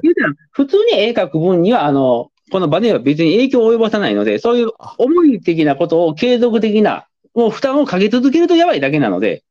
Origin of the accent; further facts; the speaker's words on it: Kobe, Hyogo, Japan; moved away as an adult; 僕も、もともと出身地は神戸市ですけど